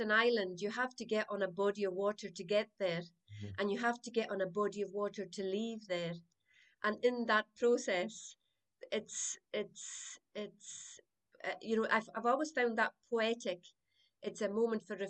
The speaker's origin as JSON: {"language": "English", "area": "South Uist", "region": "Scotland", "country": "United Kingdom", "tie": "born or raised there", "said": "I was born in South Uist. My family is a family of storytellers and pipers and singers, brought up in the croft"}